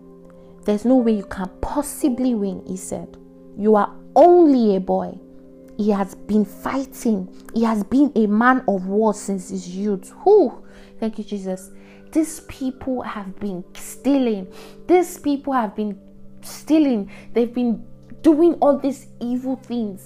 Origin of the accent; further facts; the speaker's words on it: Nigeria; we hear as Nigerians, as youth, as like Nigerian youths